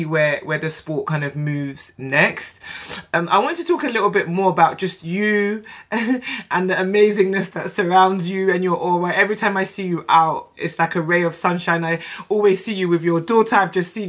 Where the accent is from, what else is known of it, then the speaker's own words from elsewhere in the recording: London, United Kingdom; I'm from South London. I grew up, born and raised South London